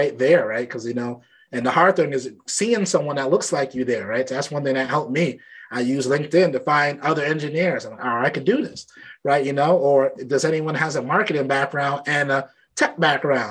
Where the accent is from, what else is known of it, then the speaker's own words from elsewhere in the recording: New York City, New York, United States; I grew up in Brooklyn